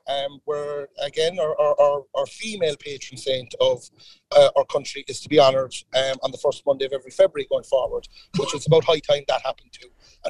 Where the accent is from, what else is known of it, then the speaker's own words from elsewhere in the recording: Ballincollig, Munster, Ireland; straight out to Ballincollig and leading the charge in my hometown's parade as well.